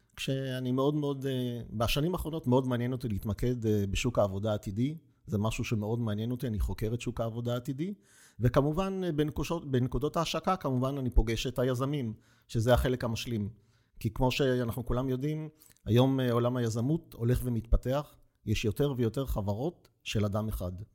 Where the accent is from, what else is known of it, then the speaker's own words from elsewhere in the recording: Petah Tikva, Central District, Israel; אני מגיע מפתח תקווה